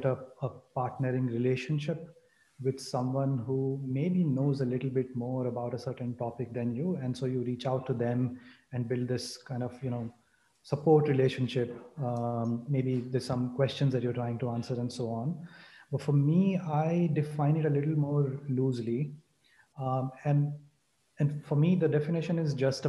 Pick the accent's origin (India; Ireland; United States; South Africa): India; northern India; also born or lived in Bangalore, India; So I grew up in India, in different parts of northern India.